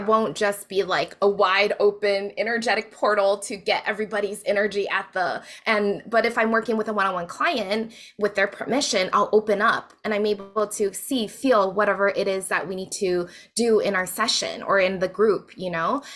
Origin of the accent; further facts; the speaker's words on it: Hawaii, United States; moved away as an adult; also born or lived in Las Vegas; I grew up in Hawaii